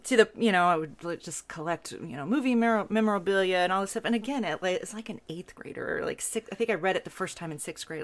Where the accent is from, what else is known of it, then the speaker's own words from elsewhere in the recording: Texas, United States; I am a Texan through and through.